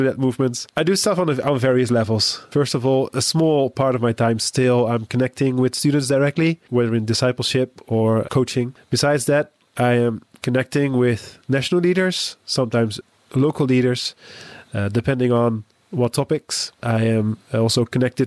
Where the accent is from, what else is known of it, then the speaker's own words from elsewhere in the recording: Netherlands; I'm from the Netherlands